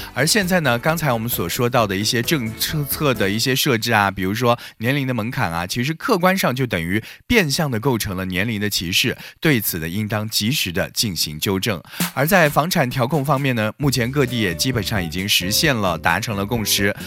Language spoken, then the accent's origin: Chinese; Beijing, China; 咱们北京